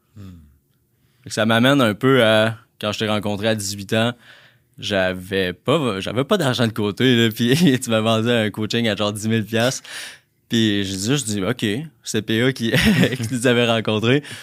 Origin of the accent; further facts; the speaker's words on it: La Tuque, Quebec, Canada; moved away; je viens de Latuc. Les gens qui connaissent Latuc, c'est euh, une petite région, une petite ville, dans le fond, à deux heures de Trois-Rivières dans le bois